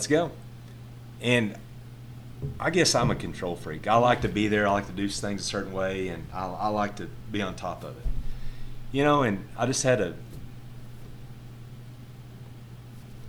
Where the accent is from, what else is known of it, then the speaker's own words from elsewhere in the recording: San Angelo, Texas, United States; now in Miles, United States; I grew up in San Angelo, and went to high school in Wall, which is a little town right outside of San Angelo